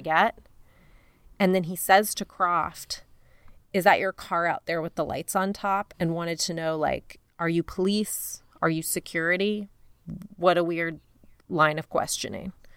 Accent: Denver, Colorado, United States; I grew up in Denver and I worked at a T C B

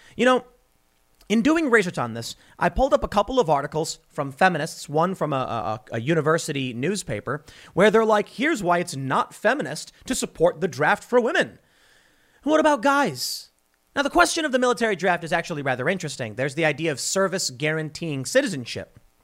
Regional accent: United States; me, as an American citizen

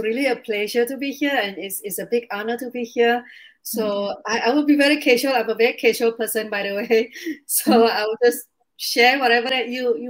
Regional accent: Indonesia; English is a second language; now in Singapore; So I'm an immigrant. I came from Indonesia to Singapore, and I've been living here for 19 years.

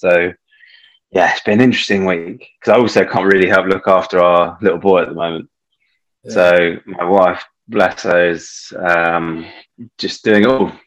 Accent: Sussex, South East England, United Kingdom; also born or lived in Bristol; I grew up in Sussex, in the south of England

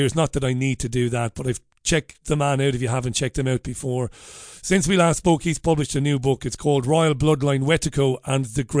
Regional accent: Ireland; now in United Kingdom; I'm an Irishman

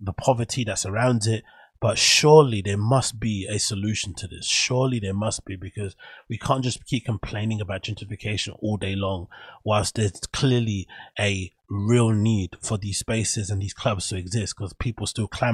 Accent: London, United Kingdom; the area that I grew up in Canning Town

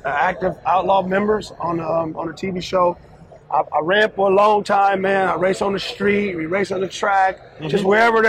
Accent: California, United States; we are from California.

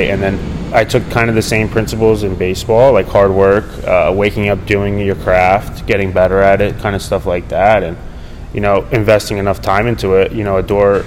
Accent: United States; now in California, United States; I'm originally from New York, New Jersey

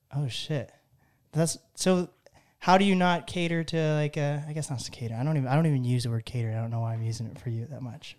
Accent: Seattle area, Washington, United States; I'm from the Seattle area too

